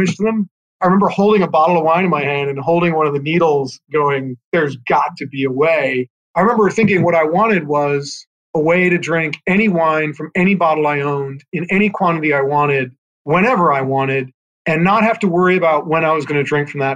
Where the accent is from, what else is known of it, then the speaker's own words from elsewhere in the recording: California, United States; I was from California.